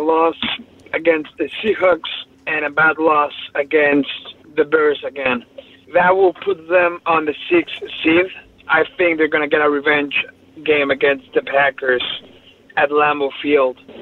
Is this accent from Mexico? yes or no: yes; Mexico City, Mexico; I'm from Mexico City